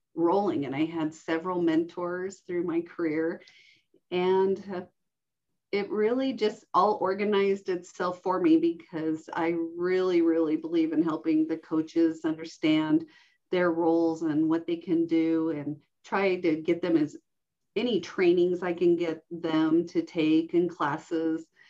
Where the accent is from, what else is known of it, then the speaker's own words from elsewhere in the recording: Reno, Nevada, United States; we settled in the Reno Sparks area. And I grew up in Washoe County, going to um, elementary, middle, and high school